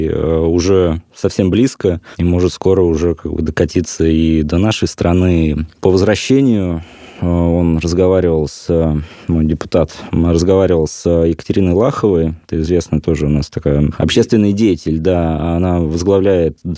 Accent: Kemerovo Oblast, Russia; Вот я сам из Кузбасса родом, работал на шахте

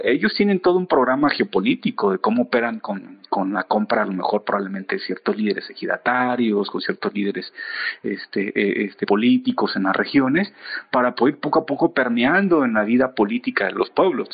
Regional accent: Comitancillo, Oaxaca, Mexico; en mi pueblo, en Comitancillo y en la región del istmo de Tehuantepec

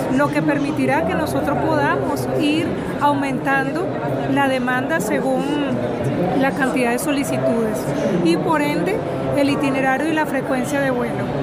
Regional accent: Venezuela; Venezuela, visiten nuestro país

